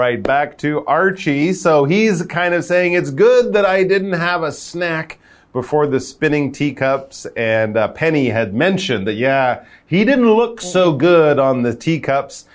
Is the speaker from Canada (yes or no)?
yes; Canada; I'm from Canada.